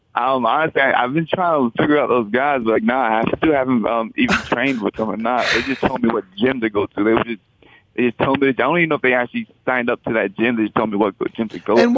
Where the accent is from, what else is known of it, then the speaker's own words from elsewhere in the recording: Florida, United States; moved away as an adult; now in Boston, United States; I'm originally from Florida, but i have been in Boston for a while now.